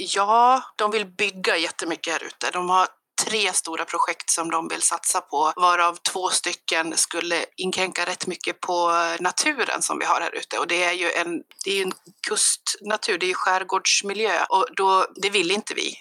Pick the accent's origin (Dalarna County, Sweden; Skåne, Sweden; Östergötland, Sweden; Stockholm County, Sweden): Dalarna County, Sweden; Avesta; moved away; Jag kommer från Avesta från början jag har inte bott där sedan 98